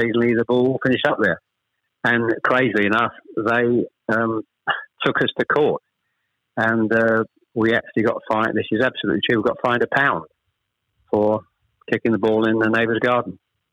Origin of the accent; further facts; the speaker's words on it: Chelmsford, East of England, United Kingdom; also born or lived in Ashton-under-Lyne / Manchester; We actually moved south to Chelmsford when I was probably, I was the eldest of three, when I was probably about 7 or 8